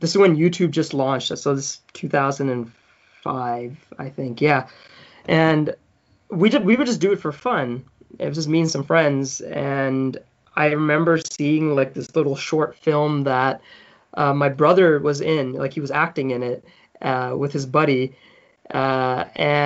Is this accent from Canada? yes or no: yes; Newfoundland and Labrador, Canada; accent: Newfoundland; moved away; also born or lived in Durban, South Africa / Calgary, Canada; I grew up in Newfoundland and I had a Newfoundland accent.